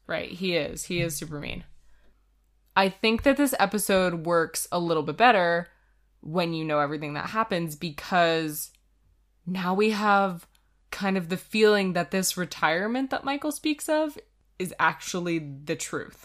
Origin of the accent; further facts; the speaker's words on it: Canada; we're Canadian